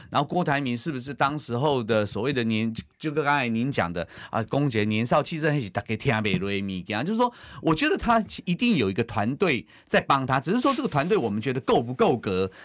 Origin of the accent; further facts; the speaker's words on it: Taiwan; 我也是中华民国的国民，我是中国人，也是台湾人